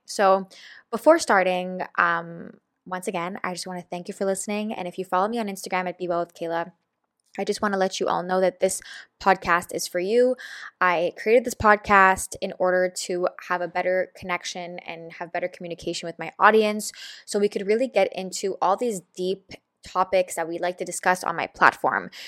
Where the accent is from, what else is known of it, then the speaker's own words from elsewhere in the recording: Montreal, Quebec, Canada; I am from Montreal, Canada, which is in Quebec